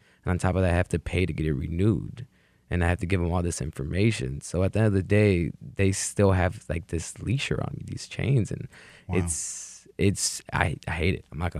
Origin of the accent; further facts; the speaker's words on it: United States; I grew up in America undocumented